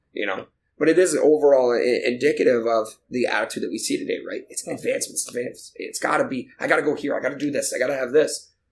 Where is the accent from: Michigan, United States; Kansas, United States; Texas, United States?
Michigan, United States; moved away; I'm originally from Michigan. My family's in Michigan